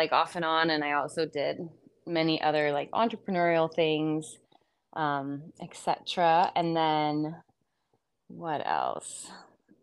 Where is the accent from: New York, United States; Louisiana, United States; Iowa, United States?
Iowa, United States; moved away; also born or lived in Little Rock, Arkansas / Texas; I was raised in Iowa.